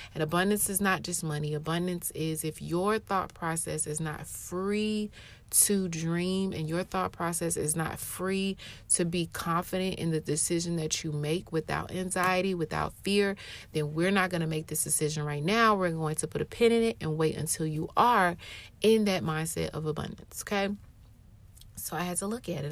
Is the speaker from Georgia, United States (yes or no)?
yes; Atlanta, Georgia, United States; moved away as an adult; also born or lived in Europe / Japan; I was born and raised in Atlanta